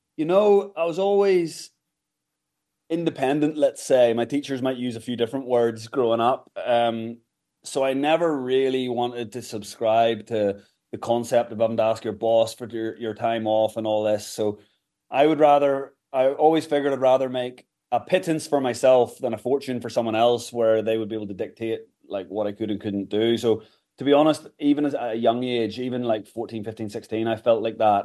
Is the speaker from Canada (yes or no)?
no; Kilkeel, Northern Ireland, United Kingdom; moved away as an adult; also born or lived in Galway / England / United States; I grew up in Kilkeel County Down